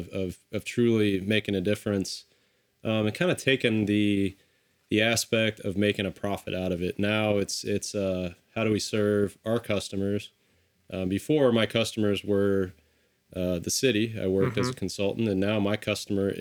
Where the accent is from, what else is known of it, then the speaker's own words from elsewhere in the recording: Spokane, Missouri, United States; I grew up in Spokane, Missouri area